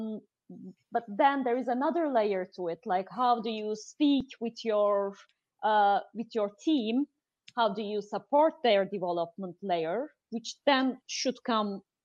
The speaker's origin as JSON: {"language": "English", "country": "Turkey", "moved": "yes", "lives_now": "Amsterdam, Netherlands", "said": "she's from the US, I'm from Turkey"}